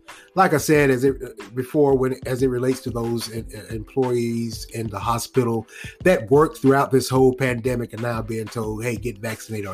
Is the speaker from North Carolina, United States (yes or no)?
yes; Raleigh, North Carolina, United States; born or raised there